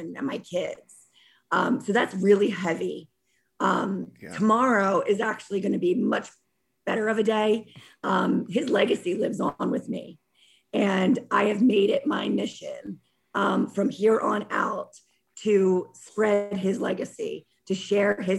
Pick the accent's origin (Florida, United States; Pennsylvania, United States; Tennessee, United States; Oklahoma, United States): Pennsylvania, United States; Bucks County, outside Philadelphia; I was born outside of Philadelphia in Bucks County